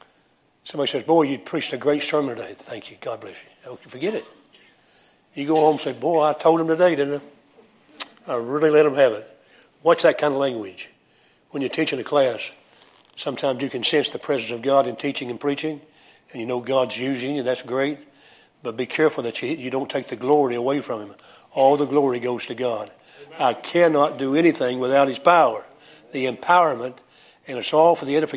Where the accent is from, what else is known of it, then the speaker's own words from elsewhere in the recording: United States; accent: American English; first language English; My mother tongue is American English. That's my mother tongue